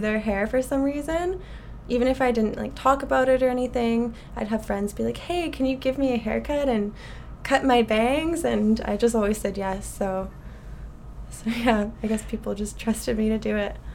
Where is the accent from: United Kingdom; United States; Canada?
Canada; Ottawa, Ontario; moved away as an adult; also born or lived in Alberta; now in Vancouver, Canada; I am originally from Ottawa, okay. Ontario.